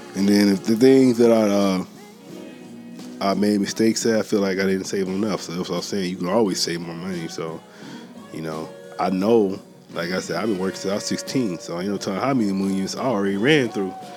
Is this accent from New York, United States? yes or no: no; Columbus, Mississippi, United States; moved away as an adult; also born or lived in San Diego, California; now in Oceanside, United States; He from the same hometown as me. I'm from Columbus, Mississippi. But I've been in San Diego like this past 10 years